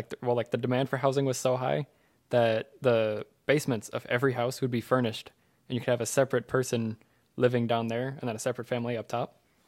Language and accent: English; Canada; moved away; I'm from Canada. We had basements.